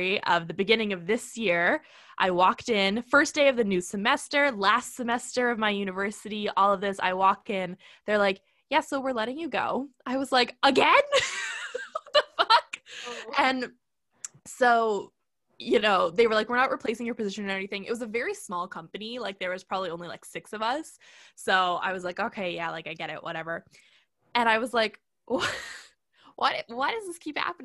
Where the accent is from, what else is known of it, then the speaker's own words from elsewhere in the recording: Canada; I'm Canadian